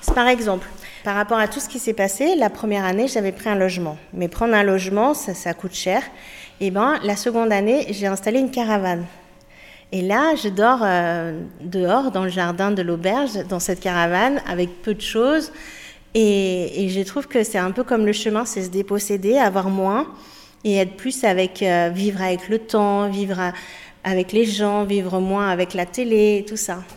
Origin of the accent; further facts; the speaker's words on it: France; moved away as an adult; now in Spain; je suis française